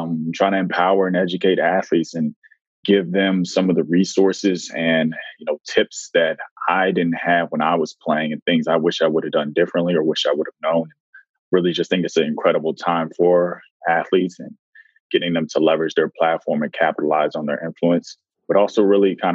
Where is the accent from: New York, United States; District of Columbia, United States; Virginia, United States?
District of Columbia, United States; Washington; growing up in Washington, D.C.